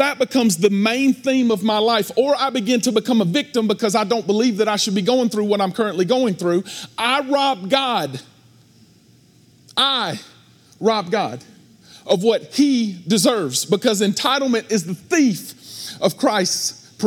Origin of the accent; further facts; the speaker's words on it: United States; because of where I come from, because I'm an American